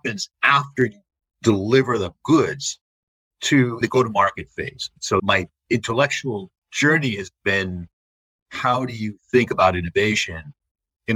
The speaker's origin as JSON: {"language": "English", "region": "the New York area", "country": "United States", "tie": "born or raised there", "said": "I grew up in the New York area"}